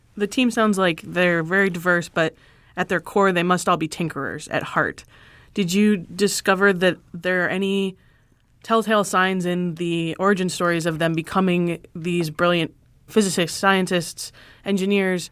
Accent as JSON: {"language": "English", "region": "Michigan", "country": "United States", "said": "I'm from Michigan"}